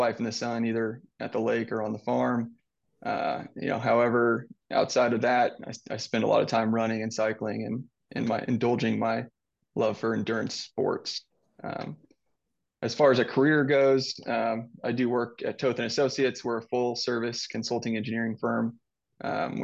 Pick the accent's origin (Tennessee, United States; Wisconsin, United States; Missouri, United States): Missouri, United States; Southwest; also born or lived in Iowa / Texas / Illinois / Colorado; I was born and raised here in Southwest Missouri